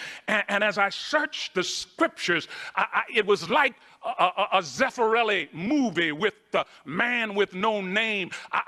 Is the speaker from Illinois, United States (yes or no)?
no; Baltimore, Maryland, United States; I grew up in Baltimore, Maryland. In fact, I grew up in Freddie Gray's neighborhood.